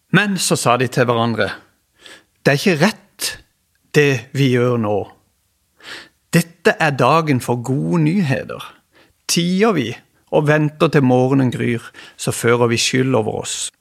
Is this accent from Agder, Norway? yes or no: yes; Kristiansand, Agder, Norway; jeg kommer ifra Flekkerøya, jeg bor her